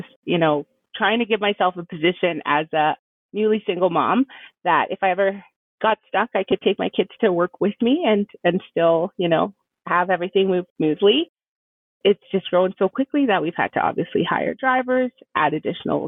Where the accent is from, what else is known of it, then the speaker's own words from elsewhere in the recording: Edmonton, Alberta, Canada; also born or lived in El Salvador; now in Fort McMurray, Canada; Originally, I'm from El Salvador. I grew up in Edmonton and moved my way up to Fort McMurray